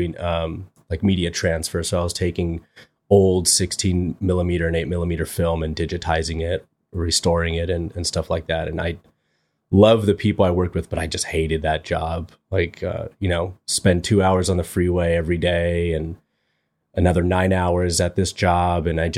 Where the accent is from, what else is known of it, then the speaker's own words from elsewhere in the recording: Torrance, California, United States; I've lived in Torrance, most of my life. So yeah, didn't move away to college or anything like that.